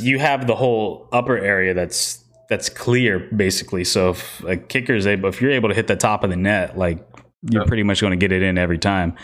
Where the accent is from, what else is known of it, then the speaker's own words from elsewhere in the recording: Costa Rica; my home country, Costa Rica.